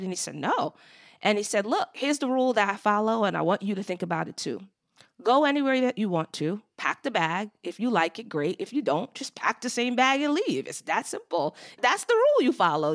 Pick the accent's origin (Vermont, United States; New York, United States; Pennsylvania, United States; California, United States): New York, United States; Long Island; moved away as an adult; also born or lived in Brooklyn, New York; I was born in Brooklyn, New York, and raised on Long Island, and lived in New York until my early twenties